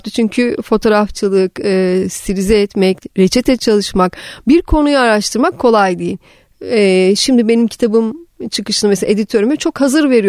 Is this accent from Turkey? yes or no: yes; Black Sea Region, Turkey; Ama bütün çocuk yani ilkokul çağları şeyde geçmeye başladı. Karadeniz'de. Orada büyüdüm. Lisenin sona kadar Karadeniz'e geçti.